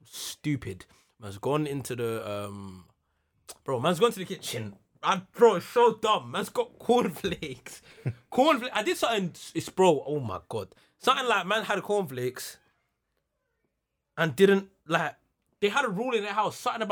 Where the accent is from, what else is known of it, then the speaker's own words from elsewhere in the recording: Jamaica; I am Jamaican.